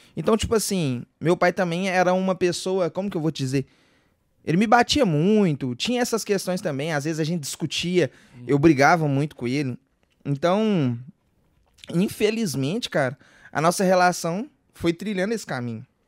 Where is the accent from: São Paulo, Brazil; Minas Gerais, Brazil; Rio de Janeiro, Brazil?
Minas Gerais, Brazil; Divinópolis; sou nascido e criado lá, em Divinópolis